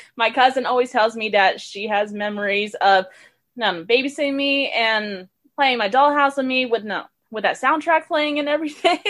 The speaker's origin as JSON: {"language": "English", "town": "Richmond", "region": "Texas", "country": "United States", "tie": "born or raised there", "also_born_or_lived": "Houston, Texas", "said": "I moved to a little suburban area called Richmond, Texas when I was 6 and I've been living there ever since"}